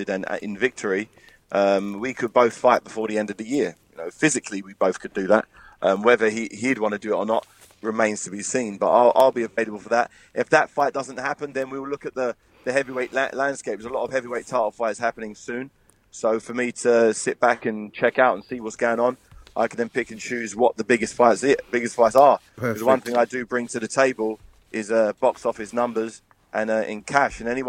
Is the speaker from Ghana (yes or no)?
no; England, United Kingdom; We're all from England